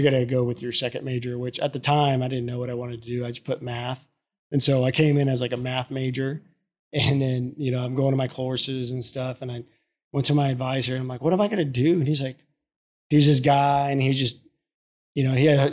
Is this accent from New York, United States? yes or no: no; Spring, Texas, United States; also born or lived in Houston; I'm from Spring, actually. So not that far